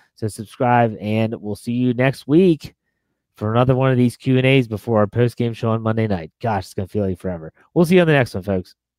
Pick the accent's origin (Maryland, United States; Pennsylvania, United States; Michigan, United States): Pennsylvania, United States; Pittsburgh; moved away; I'll I'll make a trip back to my hometown